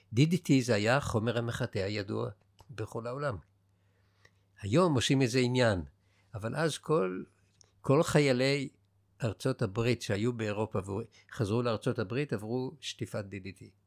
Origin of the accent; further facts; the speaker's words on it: Israel; also born or lived in Jerusalem / Haifa; אנחנו גדלנו בבועה שלנו, של הילדים שנולדו בארץ וגדלו בארץ